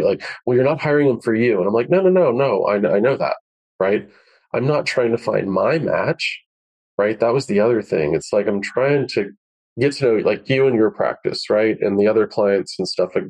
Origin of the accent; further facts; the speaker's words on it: Florida, United States; I grew up in Florida